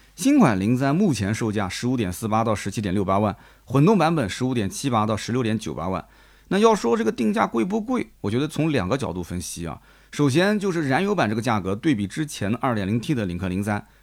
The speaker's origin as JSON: {"language": "Chinese", "town": "Nanjing", "region": "Jiangsu", "country": "China", "said": "我们南京人彻底听不懂"}